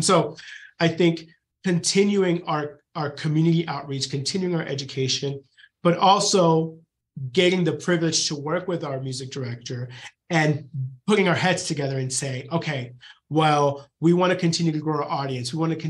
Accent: Knoxville, Tennessee, United States; And so I come from Knoxville, where you have UT.

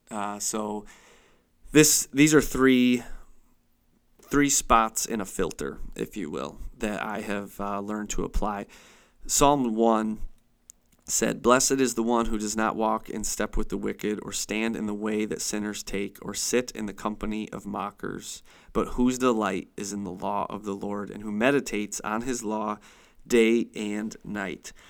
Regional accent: Chautauqua County, New York, United States; moved away as an adult; now in Erie, United States; I was born and raised in Chautauqua County. It's really all I ever knew

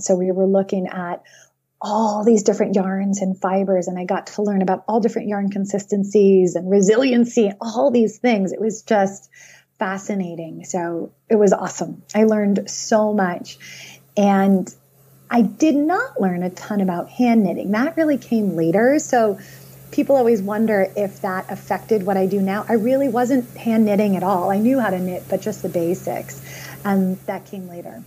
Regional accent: Philadelphia, Pennsylvania, United States; also born or lived in Boston suburbs; now in Boston, United States; I grew up in Philadelphia, right? A suburb outside of Philly

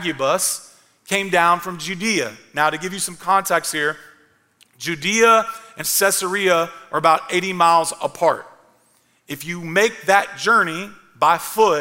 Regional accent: Clarksville, Tennessee, United States; moved away as an adult; also born or lived in Kentucky; I wanted to move back to Clarksville, my hometown

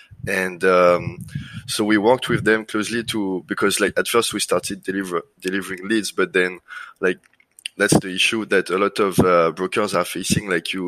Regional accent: France; accent: French; English is a second language; now in Singapore; Yeah, correct. So actually I started as my first job was software engineer for like a reporting system for nuclear power plants in France.

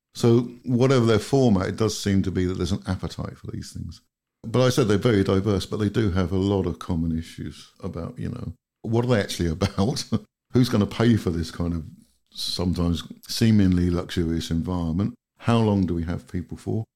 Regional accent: United Kingdom; moved away as an adult; now in Finland; Being British and kind of coming from a country that's just gone through what I personally think is an absolute disaster with Brexit

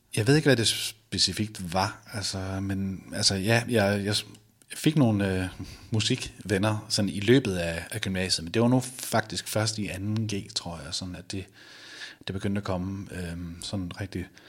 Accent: Viborg, Central Denmark Region, Denmark; now in Randers, Denmark; jeg bor i Randers nu, men jeg, jeg kommer oprindeligt fra Viborg

